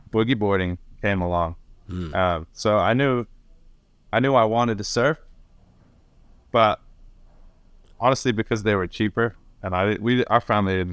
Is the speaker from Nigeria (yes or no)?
no; Northern Ireland, United Kingdom; born there; And like, I was born in Northern Ireland, you know.